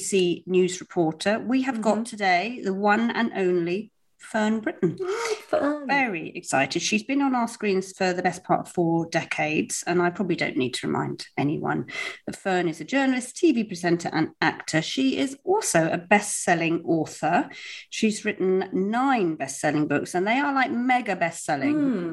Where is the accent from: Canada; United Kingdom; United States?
United Kingdom; Cornwall, South West England; moved away; I'm Cornish and I grew up in Cornwall.